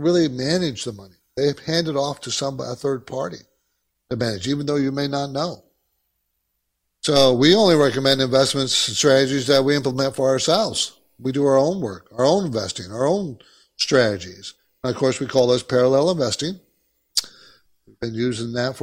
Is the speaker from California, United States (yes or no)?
yes; Southern California, United States; also born or lived in New York; I grew up in California, Southern California. And it's pretty laid back here